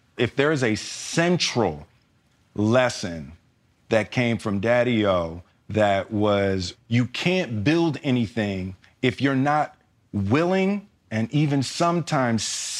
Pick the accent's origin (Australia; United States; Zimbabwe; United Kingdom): United States; Philadelphia, Pennsylvania; moved away; I grew up in Philly